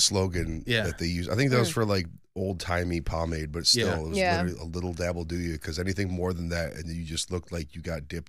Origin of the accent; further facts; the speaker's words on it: Ohio, United States; I grew up in Ohio too, man.